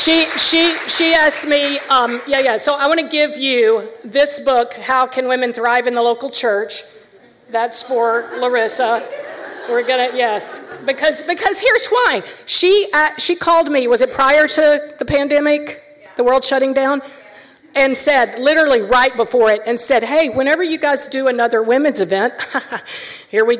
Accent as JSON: {"language": "English", "region": "the South", "country": "United States", "moved": "yes", "lives_now": "New York, United States", "said": "I'm a Southerner."}